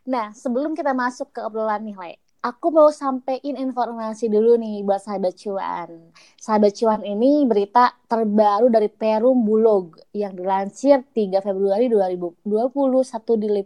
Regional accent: West Java, Indonesia; Setuju ya, sebagai orang Sunda ya … tuh termasuk orang yang sering banget konsumsi singkong.

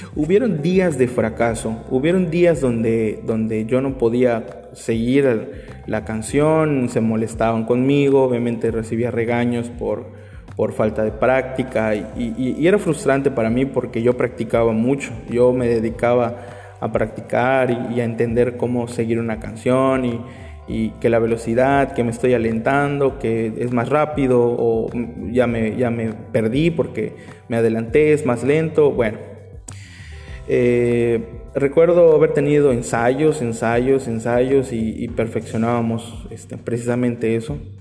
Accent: Mexico; somos mexicanos

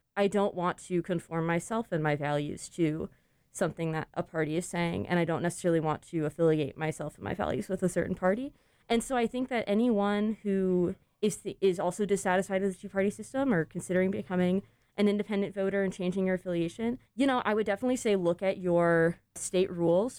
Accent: Jacksonville, Florida, United States; moved away; I grew up outside of Jacksonville

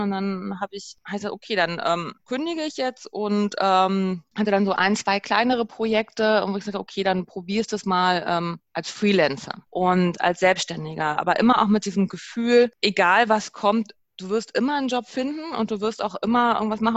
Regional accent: Germany; wir als Deutsche, als Europäer

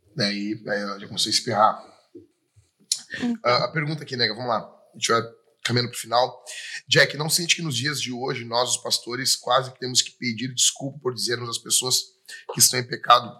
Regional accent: Rio Grande do Sul, Brazil; já fico com saudade aqui da nossa cidade, do Rio Grande do Sul, do, da minha terra, do meu pago

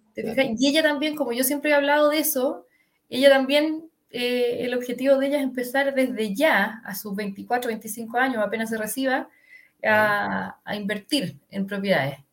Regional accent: Santiago, Santiago Metropolitan Region, Chile; soy de, bueno, se nota que soy de Santiago, de Las Condes específicamente.

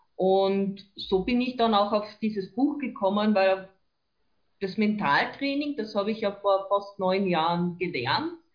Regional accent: near Lake Wörthersee, Carinthia, Austria; also born or lived in Villach; Ich bin gebürtige Kärntnerin, aufgewachsen in der Nähe vom schönen Wörthersee

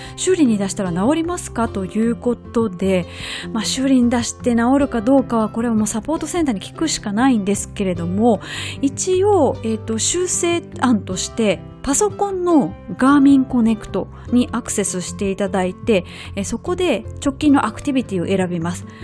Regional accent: Kobe, Hyogo, Japan; 実家の須磨

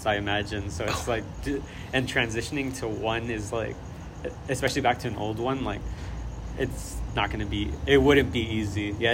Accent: Gardena, California, United States; also born or lived in Torrance, California; we moved when my dad lost his job, so we moved to Gardena

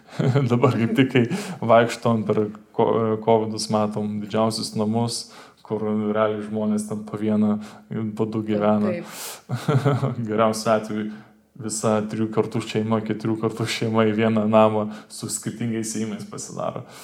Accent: Lithuania; mes lietuviai

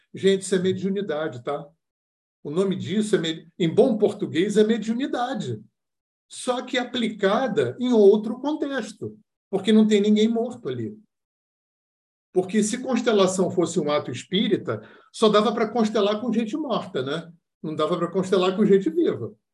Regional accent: Rio de Janeiro, Brazil; eu sou do Rio de Janeiro

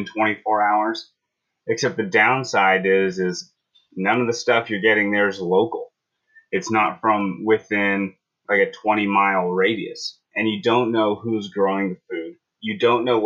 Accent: San Diego, California, United States; moved away; also born or lived in Port Townsend, Washington; I grew up in San Diego

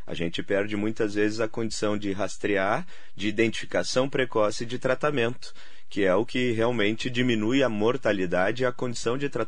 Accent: Santa Maria, Rio Grande do Sul, Brazil; now in São Paulo, Brazil; É, apesar do tempo já em São Paulo, né? O sotaque ainda não, não me deixou.

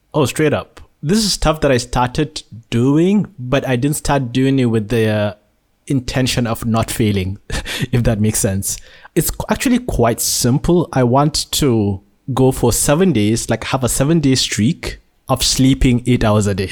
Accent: Nigeria; born or raised there; now in Malaysia

